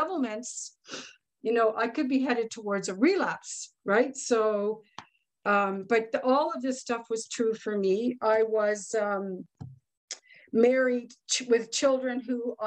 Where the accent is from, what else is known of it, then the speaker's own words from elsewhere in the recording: Ottawa, Ontario, Canada; I am from Ottawa, Ontario, Canada